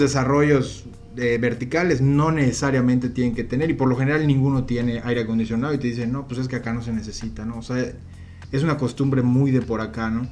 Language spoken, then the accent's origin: Spanish; Yucatán, Mexico; nosotros que somos yucatecos